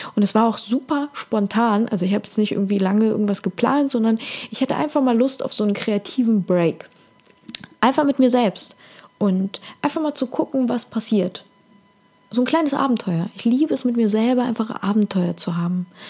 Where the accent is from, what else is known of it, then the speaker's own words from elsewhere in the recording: Ukraine; moved away; Ich bin ja aus der Ukraine, das heißt, ich spreche Russisch